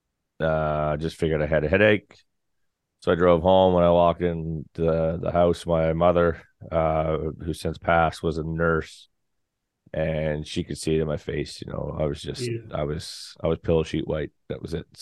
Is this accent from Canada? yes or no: yes; Canada; now in St. John's, Canada; I'm a Canadian country artist. I still play around the scene, of course, in St. John's